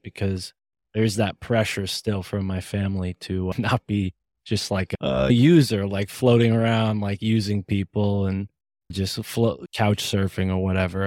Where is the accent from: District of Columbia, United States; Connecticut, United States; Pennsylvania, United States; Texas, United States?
Connecticut, United States; I'm from Connecticut